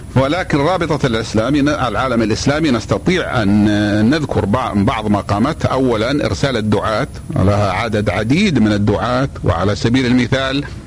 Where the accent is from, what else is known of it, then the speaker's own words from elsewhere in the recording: Saudi Arabia; ونحن ولله الحمد من المملكة العربية السعودية